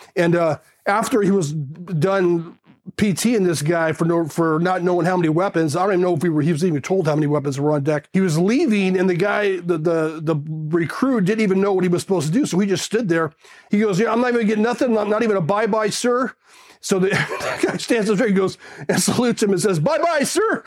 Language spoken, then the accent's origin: English; South Pasadena, California, United States; also born or lived in Glendale, California; I was raised in South Pasadena, California